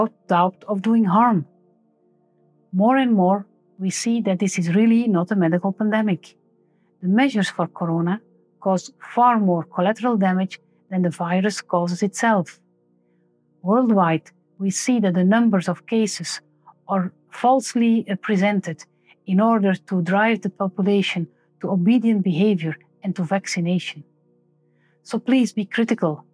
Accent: Belgium; I'm a medical doctor from Belgium

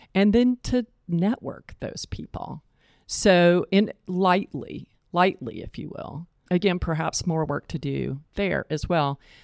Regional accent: East Point, Georgia, United States; moved away as an adult; also born or lived in Boston / Atlanta; now in Charlotte, United States; I was born in Charlotte, but I grew up in East Point, Georgia, which is on the south side of Atlanta.

